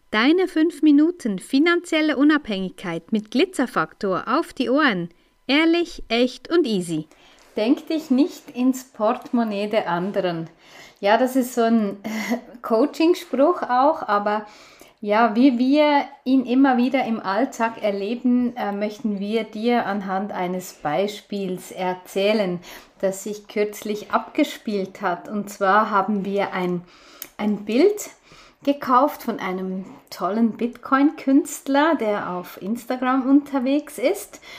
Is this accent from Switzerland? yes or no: yes; Switzerland; wir haben zuerst noch in, in ähm, Brockenstuben, wie die bei uns in der Schweiz heißen